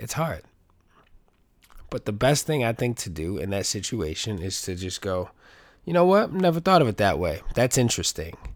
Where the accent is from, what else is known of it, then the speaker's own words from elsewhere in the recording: New York City, New York, United States; growing up in the Bronx